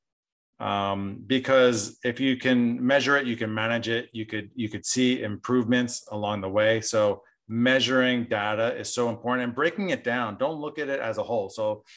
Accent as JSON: {"language": "English", "region": "New Jersey", "country": "United States", "tie": "born or raised there", "also_born_or_lived": "Southern California", "moved": "yes", "said": "I grew up in New Jersey"}